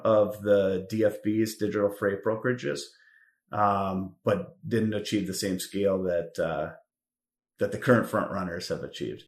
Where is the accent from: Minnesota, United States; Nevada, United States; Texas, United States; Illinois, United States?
Minnesota, United States; Richfield; moved away as an adult; also born or lived in Wisconsin; now in Chicago, United States; I grew up in Minnesota, proud Richfield Spartan